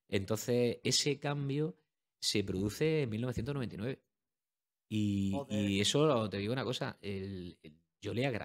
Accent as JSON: {"language": "Spanish", "town": "Almería", "region": "Andalusia", "country": "Spain", "said": "Hombre, porque soy de Almería. Es que la gente no sabe dónde está Almería, pero Almería es el mejor sitio para vivir dentro de nuestras deficiencias"}